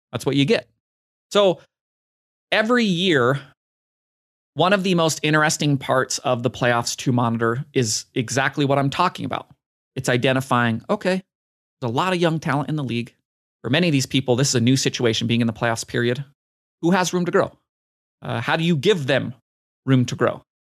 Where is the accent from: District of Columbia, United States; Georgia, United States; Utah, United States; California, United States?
Utah, United States; my home state team, Donovan Mitchell